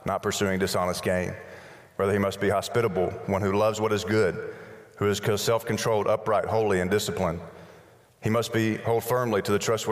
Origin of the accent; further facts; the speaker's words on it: Birmingham, Alabama, United States; Birmingham, Alabama